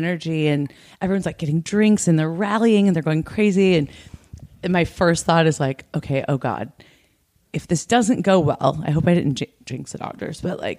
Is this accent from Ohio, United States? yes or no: no; Detroit, Michigan, United States; now in Los Angeles, United States; I'm from Detroit, but the Tigers didn't make it. And I live in Los Angeles.